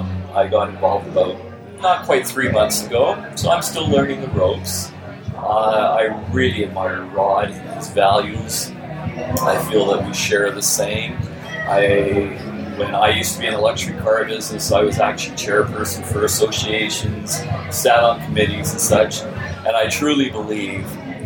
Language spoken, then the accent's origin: English; Sun Peaks, British Columbia, Canada; I am from Sun Peaks, which is a ski resort about 4.5 hours out of Vancouver.